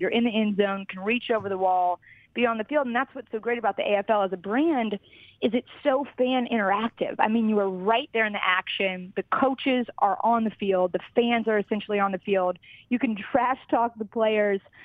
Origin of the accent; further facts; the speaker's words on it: Kentucky, United States; moved away; growing up in Kentucky